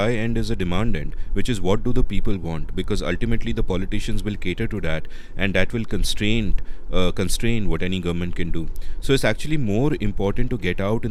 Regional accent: India; when we were growing up in India in the 80s and the 90s

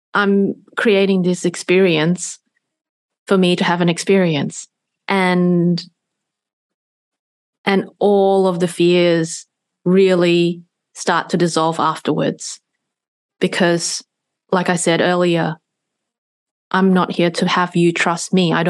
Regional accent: Singapore; since I was a little, very, very little girl, growing up in Singapore

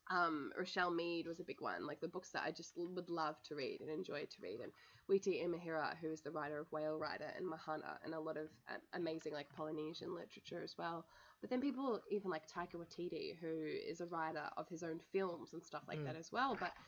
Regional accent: Australia; I came all the way from Australia

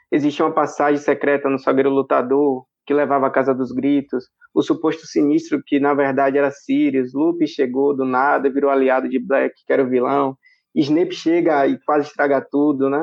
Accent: São Félix, Bahia, Brazil; Eu sou de São Félix, na Bahia.

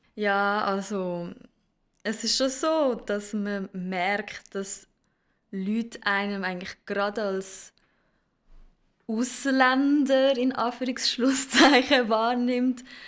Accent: Zurich, Switzerland; Ich bin geboren und aufgewachsen in Zürich

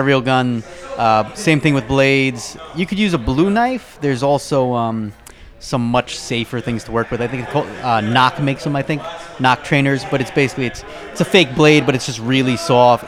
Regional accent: New York, United States; moved away; I'm originally from New York

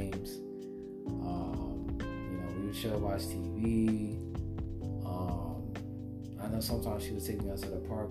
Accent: New Jersey, United States; also born or lived in Brooklyn, New York; growing up in Jersey

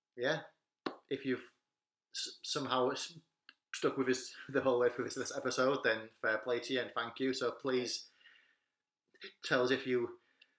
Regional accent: England, United Kingdom; we are English

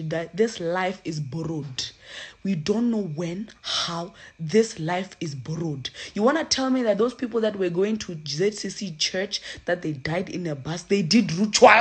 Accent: Limpopo, South Africa; I'm from Limpopo

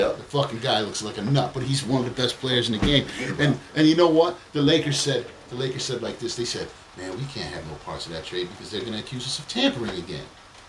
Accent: New York, United States; I'm from New York

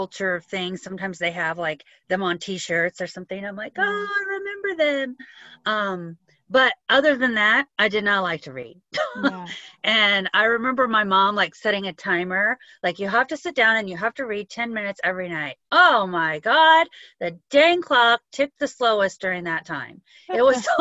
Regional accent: Southern California, United States; we're from Southern California, about 60 miles east of the coast, and it's hot

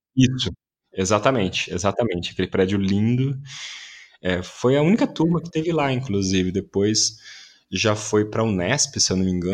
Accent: Campinas, São Paulo, Brazil; moved away as an adult; now in São Paulo, Brazil; Eu sou de Campinas, nasci em Campinas, eu comecei a fazer teatro lá

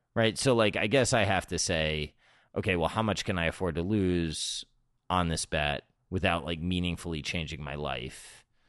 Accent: South Florida, United States; I grew up in South Florida

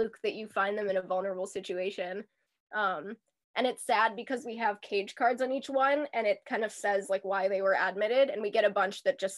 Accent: Minneapolis, Minnesota, United States; I grew up in Seward, Minneapolis.

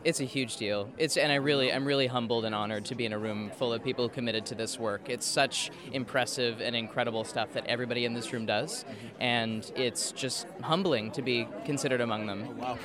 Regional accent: Kansas City, Missouri, United States; moved away as an adult; also born or lived in Connecticut; I'm from originally from Kansas City, Missouri

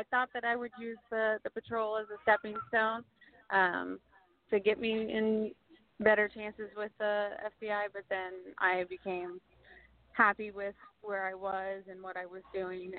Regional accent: Kansas, United States; also born or lived in San Diego, United States / Orlando, United States; I was born in California, in San Diego, and then lived in Orlando, Florida for a while, and then have lived most of my life here in Kansas.

